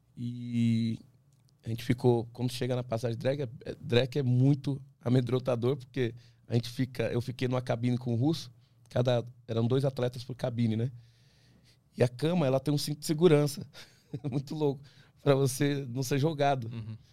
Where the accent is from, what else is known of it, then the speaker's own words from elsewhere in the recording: Brazil; eu sou brasileiro